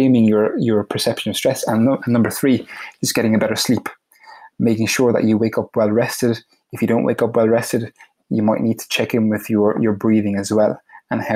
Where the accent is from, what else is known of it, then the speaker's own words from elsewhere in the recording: Ireland; moved away as an adult; also born or lived in United States; I'm from Ireland and I'm living in Ireland currently. I actually moved back from the US a couple of years ago